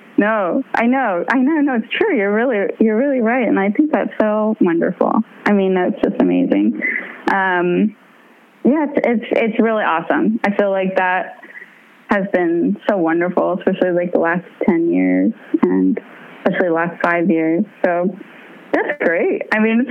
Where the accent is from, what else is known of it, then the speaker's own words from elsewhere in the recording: San Jose, California, United States; I grew up in San Jose